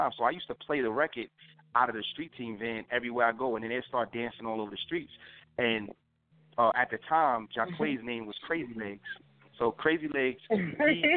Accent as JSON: {"language": "English", "town": "New York City", "region": "New York", "country": "United States", "tie": "born or raised there", "said": "I came about in Harlem. I'm from Harlem"}